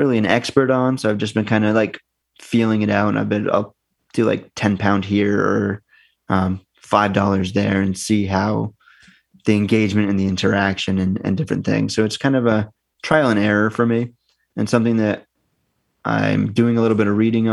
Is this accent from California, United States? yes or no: no; Northern New Hampshire, United States; moved away as an adult; now in United Kingdom; from where I grew up in Northern New Hampshire, our T's are D's.